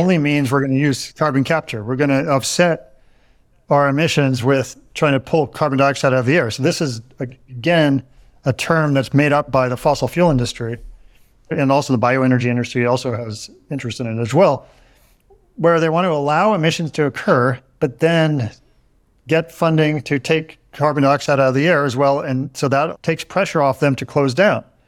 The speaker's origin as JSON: {"language": "English", "region": "Northern California", "country": "United States", "said": "I'm from Northern California"}